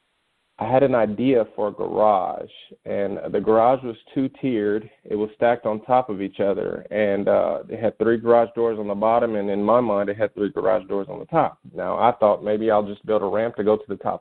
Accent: Kansas City, Missouri, United States; I grew up in the city, born and raised in Kansas City

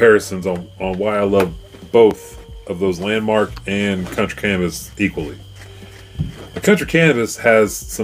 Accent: Fairfax, United States; Growing up in Fairfax

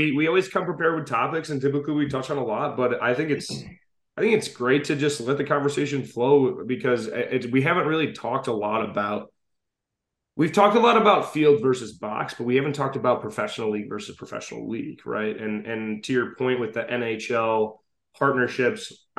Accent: Scotland, United Kingdom; I am Scottish, yes.

